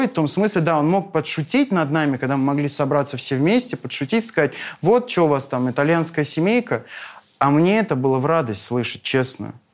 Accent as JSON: {"language": "Russian", "region": "North Caucasus", "country": "Russia", "said": "я человек эмоциональный, я с Кавказа, и вот это все, это абсолютно естественно для меня."}